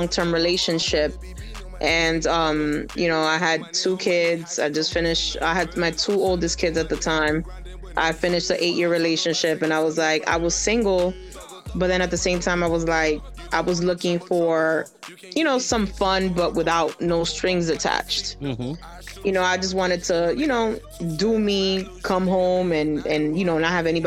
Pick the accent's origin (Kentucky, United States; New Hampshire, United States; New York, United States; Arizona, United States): New York, United States; New York City; also born or lived in Dominican Republic; I'm born and raised in New York City, so I'm pretty much in the New York, New Jersey area